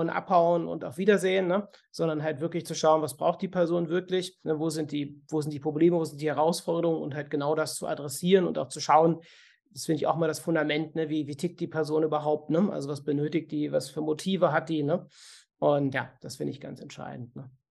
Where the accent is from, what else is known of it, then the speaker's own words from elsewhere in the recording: Cologne, North Rhine-Westphalia, Germany; bei uns in Köln